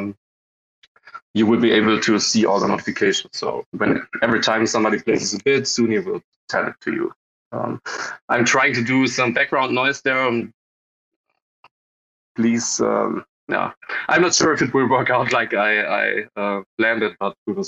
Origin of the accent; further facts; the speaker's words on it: Germany; We are also coming from Germany